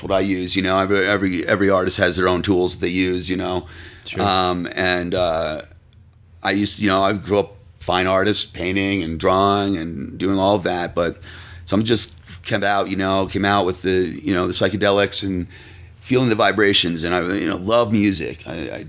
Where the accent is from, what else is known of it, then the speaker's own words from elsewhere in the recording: Tarrytown, New York, United States; moved away; also born or lived in San Diego; My parents are from the Westchester area, and I grew up in Tarrytown.